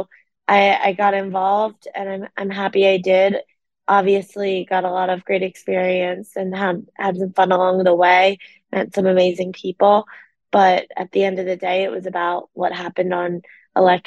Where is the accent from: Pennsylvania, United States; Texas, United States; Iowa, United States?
Pennsylvania, United States; I'm from the East Coast. I grew up in Pennsylvania